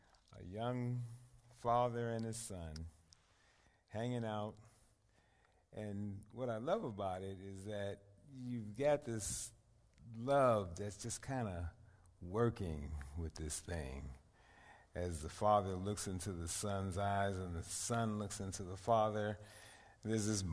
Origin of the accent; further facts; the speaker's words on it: New York City, New York, United States; I grew up in East Harlem until about 15 years ago